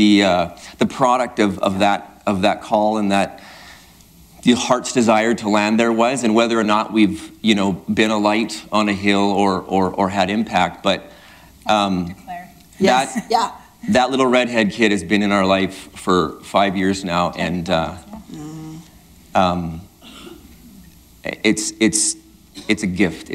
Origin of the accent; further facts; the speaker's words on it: Sexsmith, Alberta, Canada; also born or lived in Grande Prairie, Alberta; growing up in Sexsmith